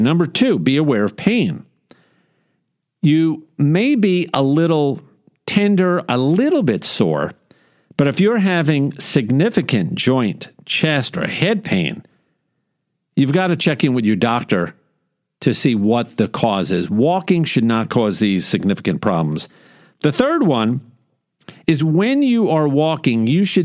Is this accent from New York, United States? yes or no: yes; New York, United States; now in Houston, United States; growing up in New York